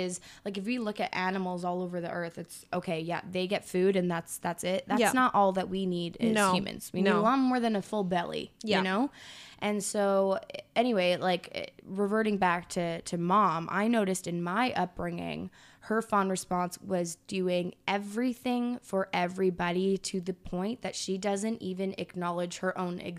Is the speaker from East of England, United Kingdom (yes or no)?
no; Scotland, United Kingdom; I'm Scottish.